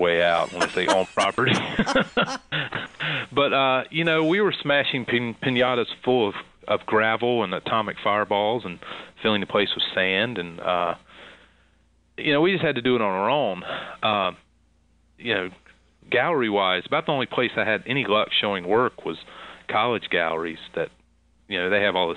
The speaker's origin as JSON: {"language": "English", "town": "Concord", "region": "North Carolina", "country": "United States", "tie": "born or raised there", "said": "I'm from the South, and under the shadow of Charlotte, North Carolina"}